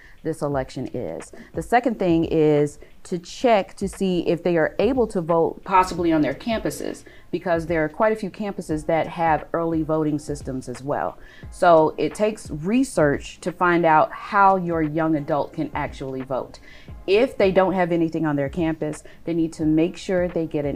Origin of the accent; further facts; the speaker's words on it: Atlanta, Georgia, United States; also born or lived in Tallahassee, Florida; I am born and raised in Atlanta, Georgia